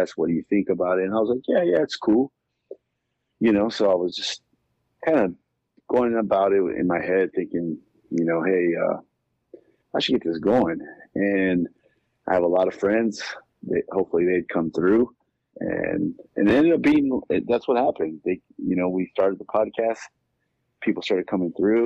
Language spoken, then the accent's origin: English; Los Angeles, California, United States; also born or lived in Inland Empire, California; I'm from California. I grew up in Southeast LA.